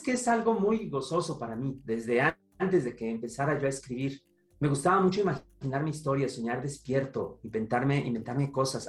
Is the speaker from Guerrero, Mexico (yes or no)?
no; Toluca, State of Mexico, Mexico; moved away; En casa de mi mamá, allá en la ciudad de Toluca, de donde vengo